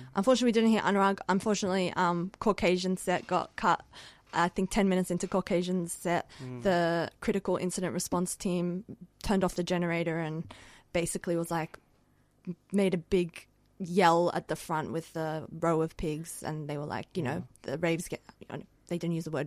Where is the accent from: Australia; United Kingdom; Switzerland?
Australia; Sydney, New South Wales; also born or lived in Sanandaj, Iran; now in Melbourne, Australia; I am from Rojhelat, which is Kurdistan encircled Iran. Mm-hmm. I grew up in Western Sydney